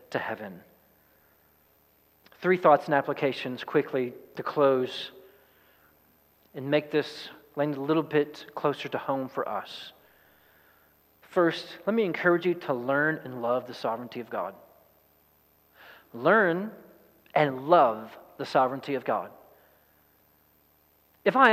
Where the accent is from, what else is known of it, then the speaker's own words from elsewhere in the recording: East Texas, United States; I'm from East Texas